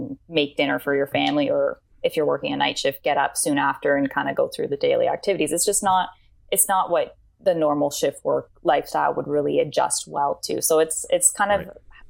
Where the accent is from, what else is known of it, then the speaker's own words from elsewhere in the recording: Kingston, Ontario, Canada; moved away as an adult; also born or lived in Guelph, Ontario; now in Hamilton, Canada; I was born in Guelph, and I spent most of my life in Kingston, but now I'm out here in the Hamilton area with my partner.